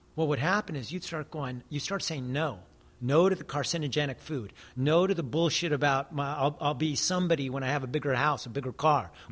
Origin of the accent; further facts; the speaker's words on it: United States; I'm Native American